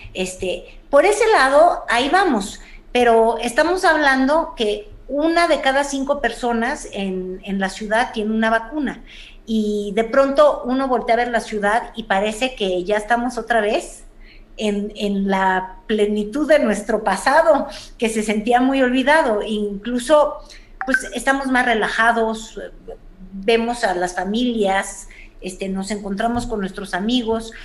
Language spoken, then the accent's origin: Spanish; Mexico City, Mexico; como chilanga que soy